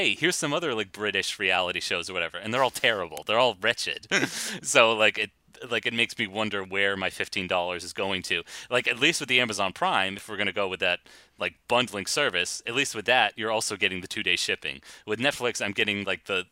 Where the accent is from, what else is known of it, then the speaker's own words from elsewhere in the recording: United States; I'm an American